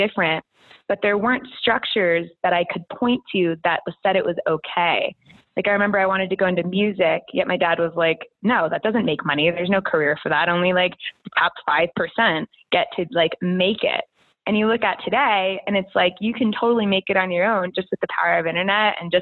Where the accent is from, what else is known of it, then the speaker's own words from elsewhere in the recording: Connecticut, United States; I grew up in Connecticut, oldest of five girls